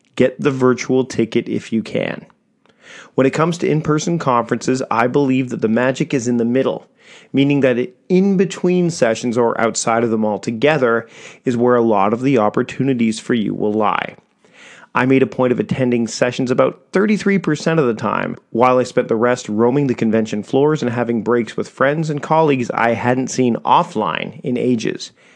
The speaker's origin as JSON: {"language": "English", "town": "Victoria", "region": "British Columbia", "country": "Canada", "tie": "born or raised there", "said": "my hometown of Victoria, B C, Canada"}